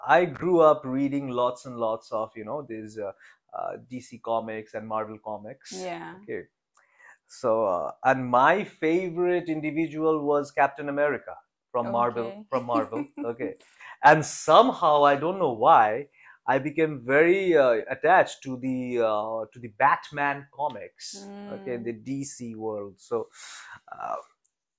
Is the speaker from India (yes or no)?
yes; Kolkata, West Bengal, India; moved away as an adult; also born or lived in China; I'm an Indian. Mm. And I grew up in a big city called Kolkata. In India.